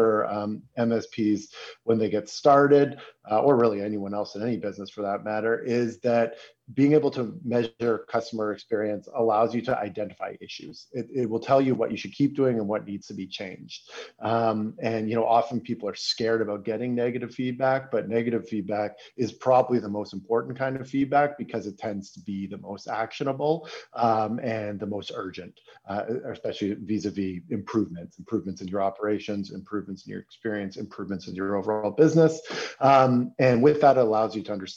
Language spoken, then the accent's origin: English; Toronto, Ontario, Canada; now in Berlin, Germany; I'm a Canadian, I'm from Toronto, but I live in Berlin, Germany